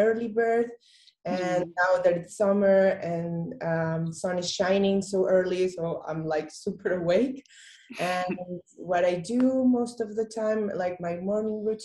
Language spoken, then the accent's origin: English; Bogotá, Colombia; moved away as an adult; now in Berlin, Germany; I come from Colombia, from Bogota, from Latin.